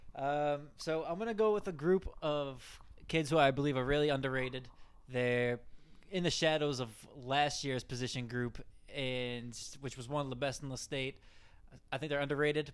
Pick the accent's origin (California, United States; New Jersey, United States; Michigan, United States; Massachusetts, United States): Massachusetts, United States; Wareham; I'm gonna go back to my hometown